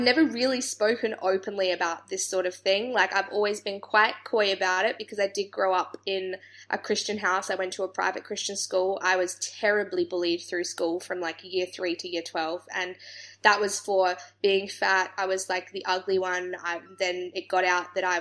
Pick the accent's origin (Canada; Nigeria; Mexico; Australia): Australia; being from Australia